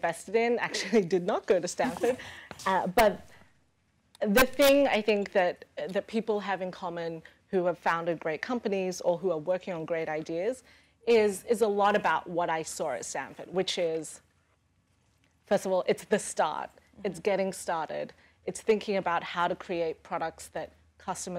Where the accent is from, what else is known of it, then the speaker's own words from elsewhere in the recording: Australia; moved away as an adult; now in New York, United States; Growing up in Australia